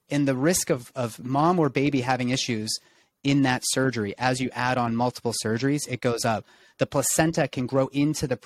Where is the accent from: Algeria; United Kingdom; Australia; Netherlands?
United Kingdom; England; I'm English.